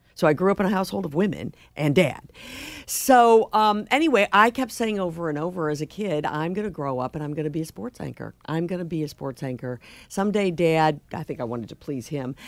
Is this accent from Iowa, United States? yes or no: no; St. Louis, Missouri, United States; now in Boston, United States; I grew up in Saint Louis